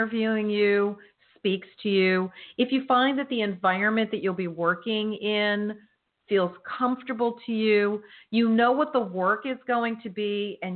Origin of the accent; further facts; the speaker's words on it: New Jersey, United States; moved away; My home state